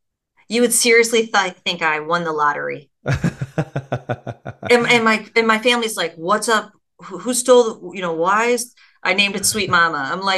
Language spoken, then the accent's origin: English; Ireland; which is Irish, which I'm Irish